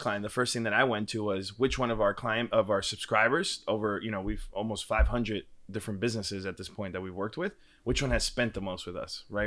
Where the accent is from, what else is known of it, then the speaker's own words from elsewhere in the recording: New York, United States; moved away as an adult; now in Austin, United States; Born and raised in Washington Heights, one seventy four in Audubon